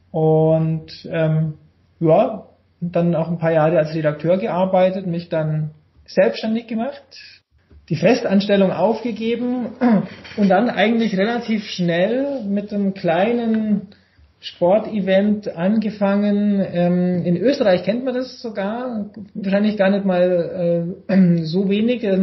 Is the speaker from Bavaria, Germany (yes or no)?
yes; Immenstadt, Bavaria, Germany; halt in meinem Heimatort Immenstadt äh, im Allgäu gab es die Waldschanze, die war aus Holz gebaut.